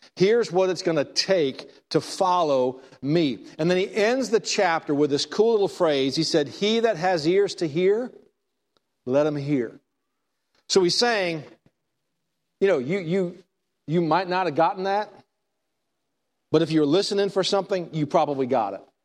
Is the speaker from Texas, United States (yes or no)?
yes; Texas, United States; I'm from Texas.